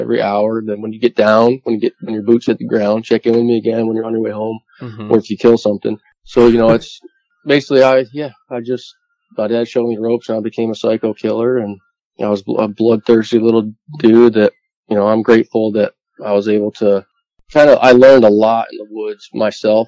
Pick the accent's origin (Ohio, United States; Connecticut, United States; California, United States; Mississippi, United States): Connecticut, United States; East Haddam; I grew up in East Adam, Connecticut, or Moodus, Connecticut, out of a rural town in south central Connecticut